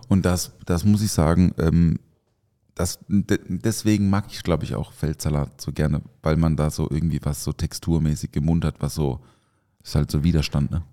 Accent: Southern Germany, Germany; Krachele heißt es bei uns im Süden

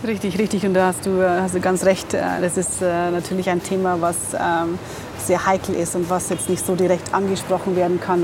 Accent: near Regensburg, Bavaria, Germany; moved away as an adult; now in Dakar, Senegal; Ursprünglich bin ich aus Bayern, bei Regensburg.

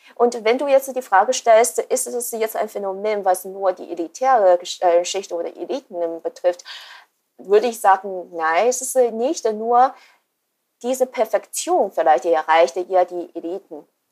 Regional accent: China; moved away as an adult; ich bin in China geboren und habe auch die ersten 20 Jahre dort verbracht.

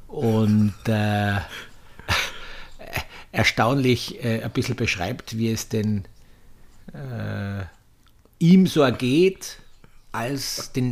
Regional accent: Austria; die Paella {S1} ist so das Synonym wie in, in, bei uns in Österreich die Panier.

